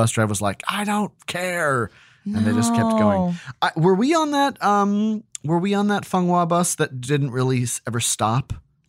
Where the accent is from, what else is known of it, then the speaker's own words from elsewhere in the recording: Australia; Rock, where a whole school excursion disappeared and were never found, are two that terrified us as Australian children.